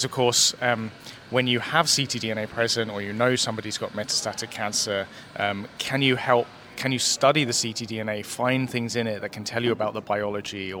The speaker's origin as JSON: {"language": "English", "region": "London", "country": "United Kingdom", "tie": "born or raised there", "also_born_or_lived": "Oxford / New Zealand", "accent": "British", "moved": "as an adult", "lives_now": "Vancouver, Canada", "said": "I was born in London"}